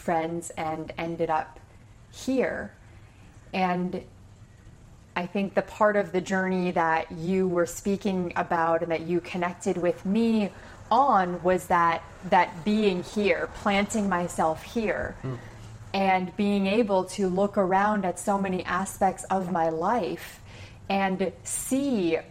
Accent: about an hour from Toronto, Ontario, Canada; moved away; I grew up about an hour from Toronto

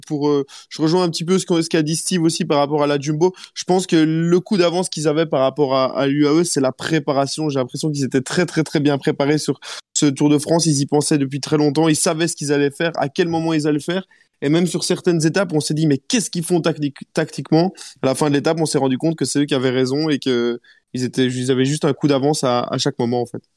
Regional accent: Belgium; chez nous en Belgique

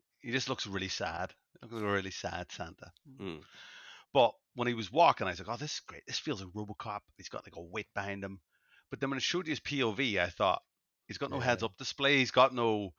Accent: Ireland; As an Irish guy

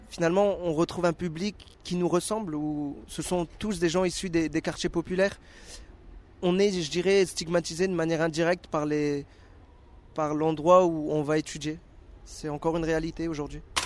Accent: Dunkirk, Hauts-de-France, France; moved away as an adult; also born or lived in Paris region; Je suis issu du nord de la France, dans une ville qui s'appelle Dunkerque

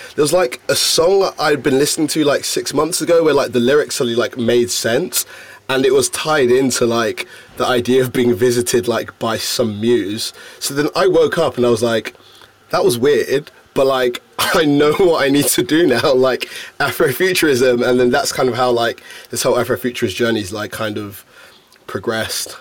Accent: London, United Kingdom; being born and bred in London

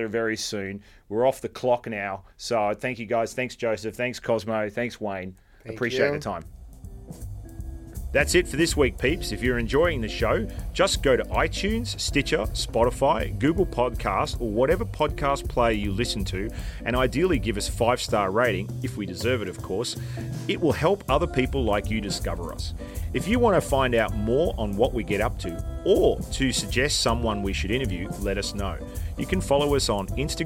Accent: Australia; moved away as an adult; now in New York City, United States; we're fucking Australian

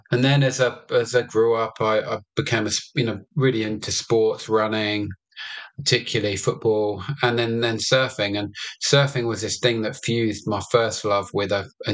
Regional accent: London, United Kingdom; I was born in London and raised in London

